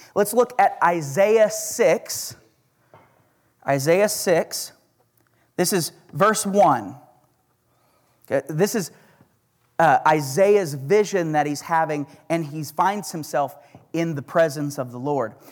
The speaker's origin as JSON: {"language": "English", "region": "Oklahoma", "country": "United States", "accent": "Oklahoma", "said": "That's my Oklahoma accent"}